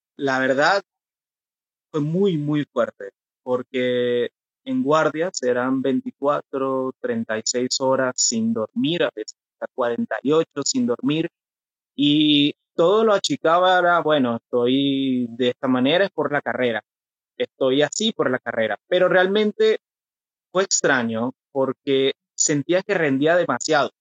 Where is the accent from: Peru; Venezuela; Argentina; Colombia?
Venezuela; moved away as an adult; now in Curitiba, Brazil; Soy de Venezuela. Actualmente nací en mi país